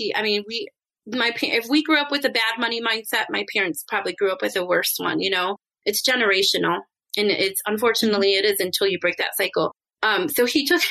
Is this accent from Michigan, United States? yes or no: yes; Michigan, United States; I grew up in Michigan